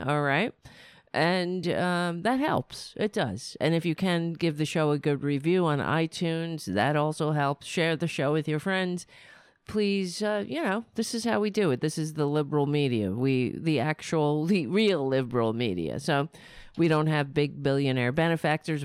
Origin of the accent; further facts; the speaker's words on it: United States; Being an American